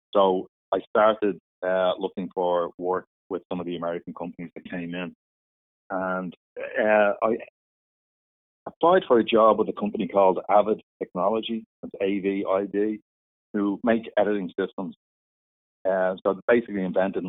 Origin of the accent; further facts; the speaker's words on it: Dublin, Leinster, Ireland; I grew up in Dublin